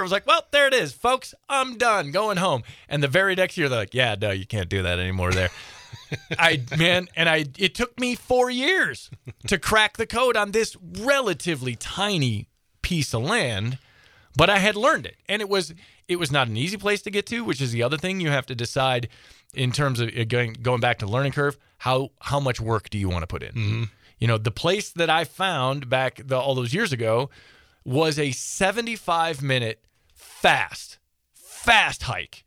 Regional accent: Midwest, United States; now in Montana, United States; I grew up in the Midwest

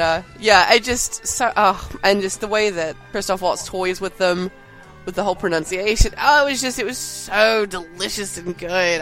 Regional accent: North Carolina, United States; accent: southern; I'm a southerner I don't know my, if my accent t- doesn't tell you. And I'm I've lived in, in North Carolina my entire life

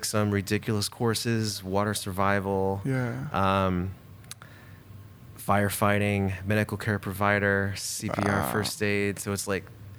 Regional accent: Bakersfield, California, United States; moved away as an adult; also born or lived in Louisiana; now in Eugene, United States; I grew up in Bakersfield until I was about 22 or 21

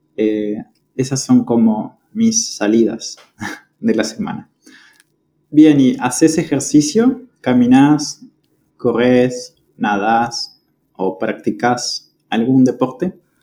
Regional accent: General Roca, Río Negro, Argentina; moved away as an adult; now in Córdoba, Argentina; yo soy de la ciudad de General Roca. Es una ciudad que está en la provincia de Río Negro, en la Patagonia Argentina

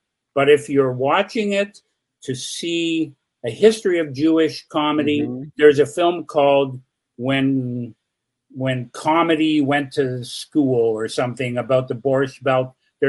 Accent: Canada; I'm a Canadian filmmaker, completely unknown in the U.S.

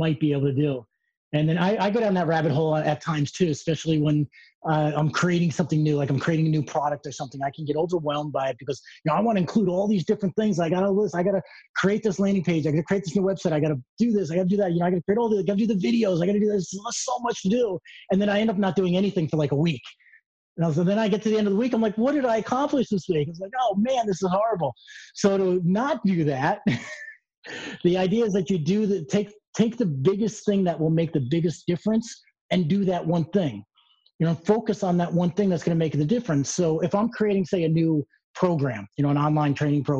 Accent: New York, United States; moved away as an adult; now in Colombia; I'm from New York. I just moved here

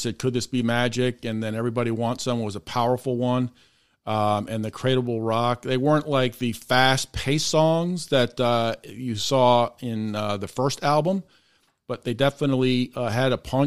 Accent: Boston, Massachusetts, United States; now in Memphis, United States; we're from the Boston area, and I'm down here in Memphis

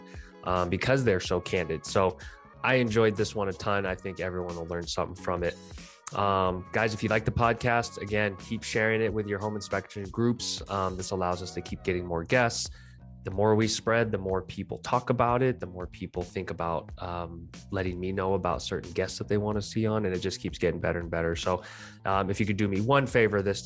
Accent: Columbus, Ohio, United States; I was born in Columbus, Ohio, so it holds a special place in my heart

